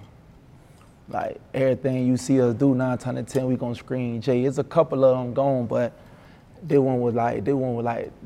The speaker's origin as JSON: {"language": "English", "area": "Broward County", "region": "Florida", "country": "United States", "said": "I'm from Broward"}